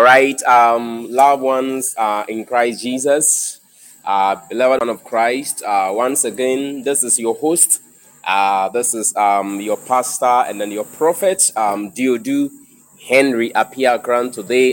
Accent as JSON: {"language": "English", "country": "Ghana", "said": "I'm a Ghanaian"}